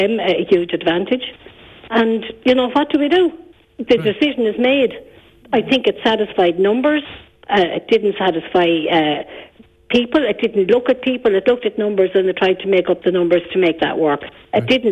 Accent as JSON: {"language": "English", "town": "Bunclody", "region": "Leinster", "country": "Ireland", "said": "I represent the Enniscorthy Municipal District, and I'm from Bunclody."}